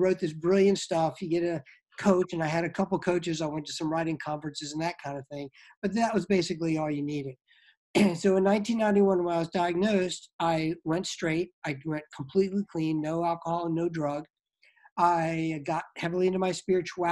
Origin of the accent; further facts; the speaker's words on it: Norfolk, Virginia, United States; I was raised in Norfolk, Virginia